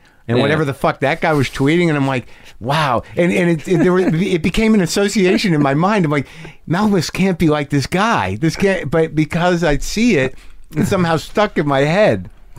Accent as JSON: {"language": "English", "town": "Jersey City", "region": "New Jersey", "country": "United States", "tie": "born there", "said": "I was born in Jersey City."}